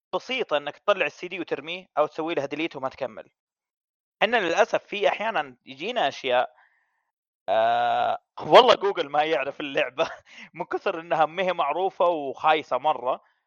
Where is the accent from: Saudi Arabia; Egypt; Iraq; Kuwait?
Saudi Arabia; كعرب او كسعوديين